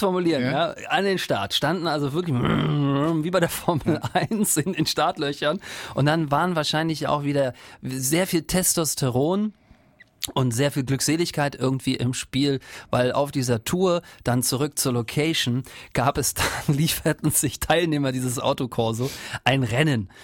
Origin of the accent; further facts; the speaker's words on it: eastern Germany, Germany; ich komme ja aus dem Osten